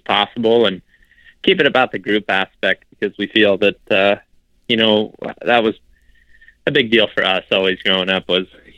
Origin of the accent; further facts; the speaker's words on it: Northwest Ohio, United States; moved away; I'm from Ohio originally, grew up in Northwest Ohio